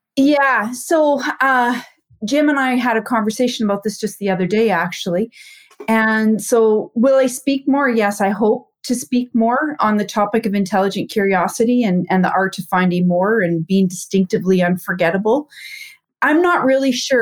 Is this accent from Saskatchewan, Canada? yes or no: yes; Saskatchewan, Canada; I'm from Canada, born and raised in a small town in Saskatchewan